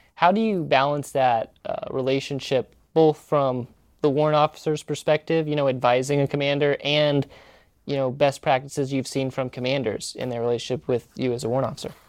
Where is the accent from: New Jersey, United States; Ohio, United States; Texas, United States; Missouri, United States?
Missouri, United States; moved away; I grew up in the Midwest in Missouri